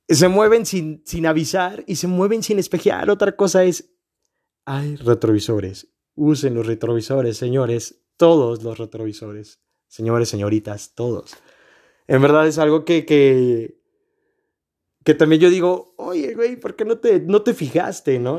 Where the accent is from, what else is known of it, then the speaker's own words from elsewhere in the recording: Mexico; somos mexicanos